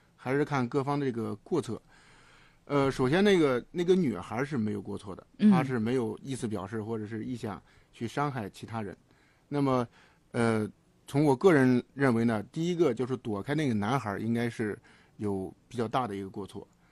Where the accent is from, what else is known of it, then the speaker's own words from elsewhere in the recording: Hebei, China; moved away; 我们老家河北省农村